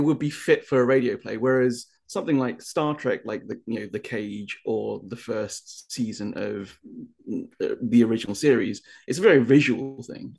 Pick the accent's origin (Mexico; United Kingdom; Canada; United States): United Kingdom; moved away; being a Brit